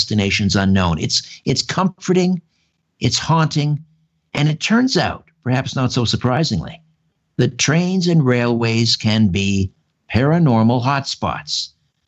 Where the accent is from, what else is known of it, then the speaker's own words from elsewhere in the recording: Brantford, Ontario, Canada; now in Thornhill, Canada; I grew up in Brantford, just a couple miles from the old TH&B Railroad